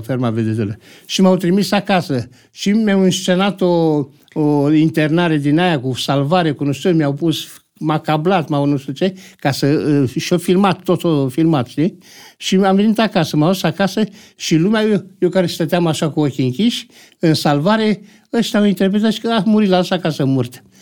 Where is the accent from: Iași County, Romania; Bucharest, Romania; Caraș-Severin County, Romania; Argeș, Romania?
Bucharest, Romania; M-am născut în București, dar uh, Uh, am făcut liceul uh, la Cantemir